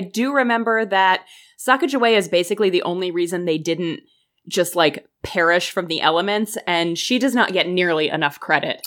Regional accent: United States; I am American

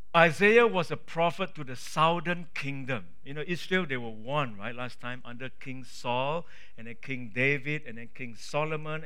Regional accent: Singapore; I'm a Singaporean. I'm a big kiasu as well.

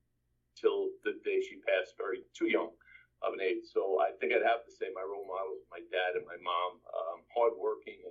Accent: New York City, New York, United States; I grew up in Brooklyn, New York.

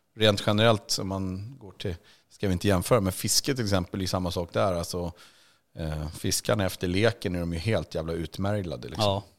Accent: Sweden; som svensk

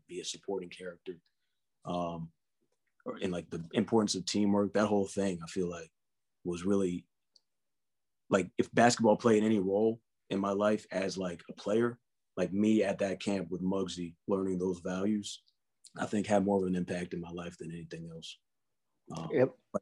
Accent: Columbia, Maryland, United States; moved away as an adult; also born or lived in New York City; I grew up in Columbia, Maryland, so it was like the suburbs.

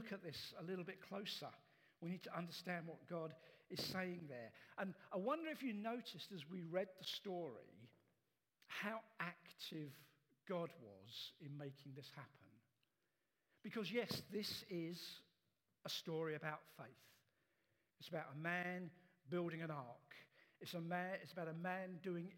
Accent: England, United Kingdom; as Western English people

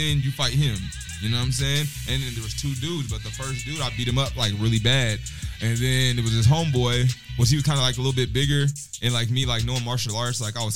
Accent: Nebraska, United States; I'm from Nebraska

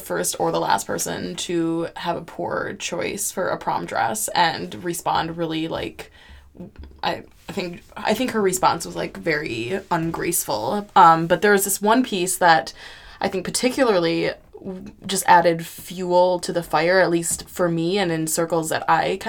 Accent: Japan; also born or lived in Appleton, Wisconsin; I was born in Japan and grew up half of my life in Japan. We moved back and forth between Japan and Appleton, Wisconsin.

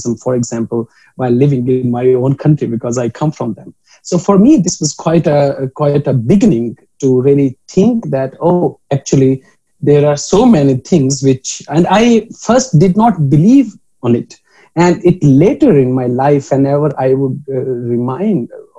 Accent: Pakpattan, Punjab, Pakistan; moved away; my hometown, which is Pak Patan in Pakistan

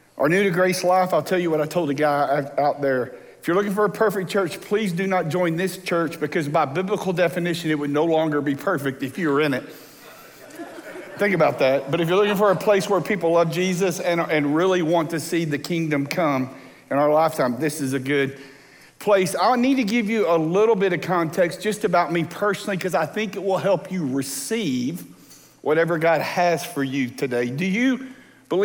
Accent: Texas Gulf Coast, United States; moved away; I grew up on the Texas Gulf Coast

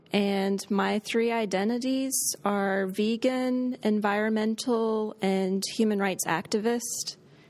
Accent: Chattanooga, Tennessee, United States; I'm from Chattanooga, Tennessee.

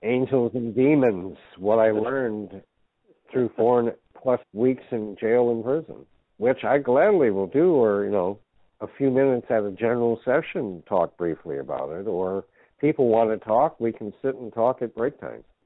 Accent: United States; I am an American.

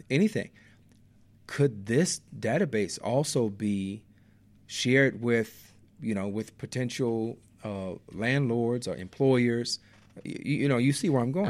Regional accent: Inglewood, California, United States; I grew up in the Inglewood neighborhood

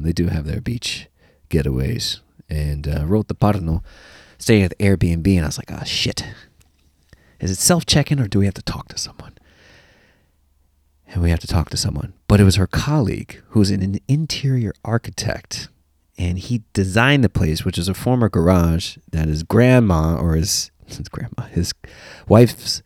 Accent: United States; as an American

